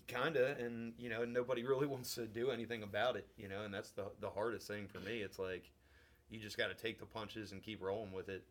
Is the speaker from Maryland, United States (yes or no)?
yes; Maryland, United States; now in West Kentucky, United States; I live in West Kentucky. I'm originally from Maryland